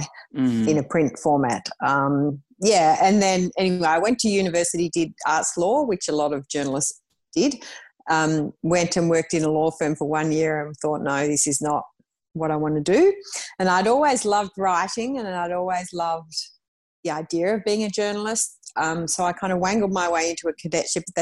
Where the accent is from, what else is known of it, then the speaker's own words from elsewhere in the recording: Melbourne, Victoria, Australia; I grew up in Melbourne